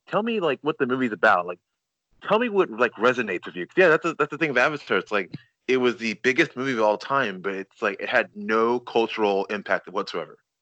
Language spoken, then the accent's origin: English; Nigeria; I'm Nigerian